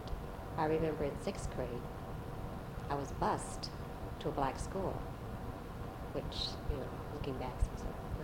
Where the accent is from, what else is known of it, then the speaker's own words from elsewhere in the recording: St. Louis, Missouri, United States; we grew up in St. Louis and we had no relatives here